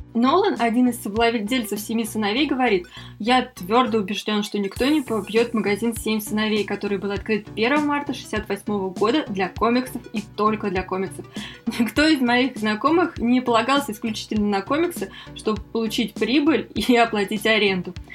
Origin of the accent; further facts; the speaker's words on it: Moscow, Russia; мы из Москвы